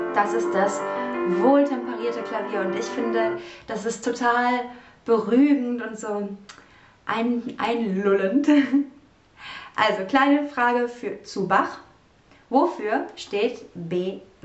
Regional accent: Cologne, North Rhine-Westphalia, Germany; meiner Heimatstadt Köln

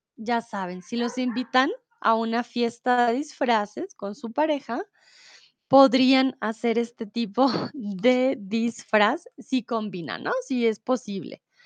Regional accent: Bogotá, Colombia; now in Germany; yo soy de Colombia, de Bogotá

